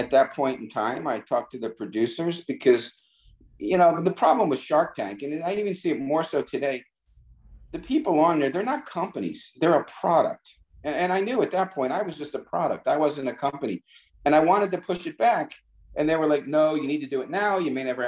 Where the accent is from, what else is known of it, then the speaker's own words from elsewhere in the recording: New Jersey, United States; I'm from from New Jersey